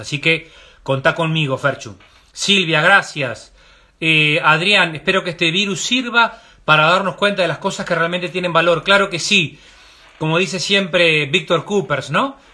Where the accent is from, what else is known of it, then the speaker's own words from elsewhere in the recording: Uruguay; como uruguayos